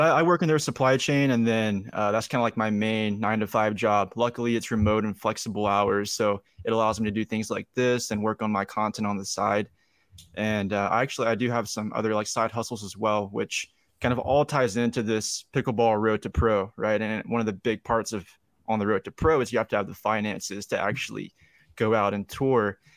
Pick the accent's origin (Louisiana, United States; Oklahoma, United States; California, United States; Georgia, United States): Georgia, United States; Young Harris; also born or lived in Atlanta metro area; now in Atlanta, United States; I'm from Young Harris, Georgia, which is like the northeast part of Georgia.